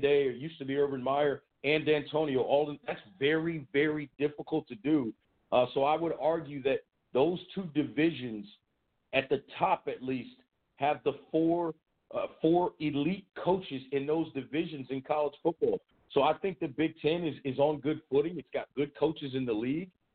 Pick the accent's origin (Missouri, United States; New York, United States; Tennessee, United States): Tennessee, United States; Memphis; My hometown is Memphis